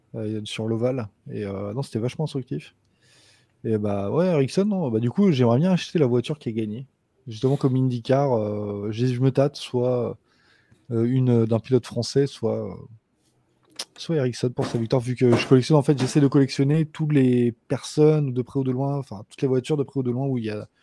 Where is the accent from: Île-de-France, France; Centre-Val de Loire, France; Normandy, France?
Normandy, France; Rouen; je suis de Rouen